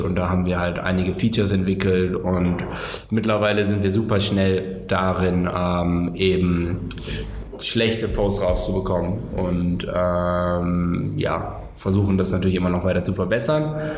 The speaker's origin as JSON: {"language": "German", "town": "Cologne", "region": "North Rhine-Westphalia", "country": "Germany", "said": "ich komme aus Köln."}